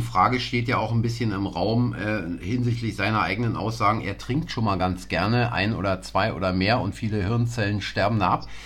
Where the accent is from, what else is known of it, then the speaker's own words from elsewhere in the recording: East Berlin, Germany; wir sind zwar beide in Berlin groß geworden, aber Sie auf der anderen Seite als ich, äh, der Mauer